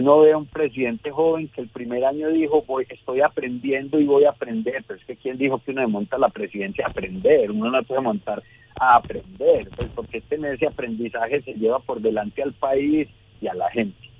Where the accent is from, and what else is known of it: Medellín, Antioquia, Colombia